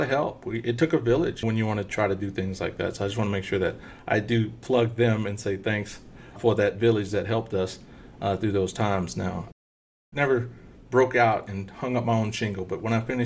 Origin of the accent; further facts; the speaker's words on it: Texas, United States; accent: thick Texas accent; moved away as an adult; also born or lived in Bellefonte, Pennsylvania; I grew up in small town Texas